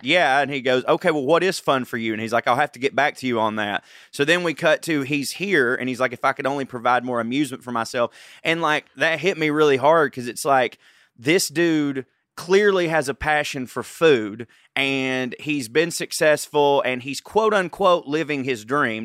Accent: Georgia, United States; I'm a redneck from Georgia

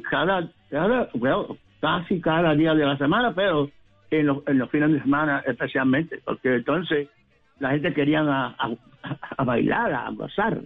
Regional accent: Puerto Rico; now in New York, United States; siendo puertorriqueño

